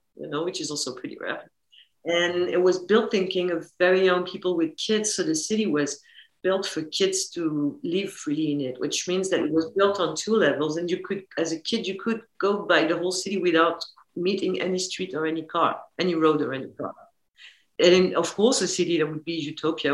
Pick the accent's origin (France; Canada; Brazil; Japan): France; it was shot in my hometown. So all the exteriors, which is the wood and the lake, they are where I grew up.